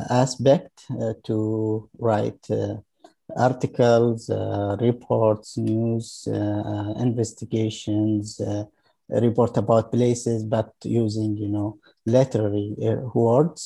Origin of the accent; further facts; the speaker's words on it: Yemen; moved away as an adult; also born or lived in Sana'a, Yemen / Hadramaut, Yemen; now in Sweden; I came from Yemen. I was born there in 1979. Actually, my elementary school was in the village, in one of Yemeni village in the western part of Yemen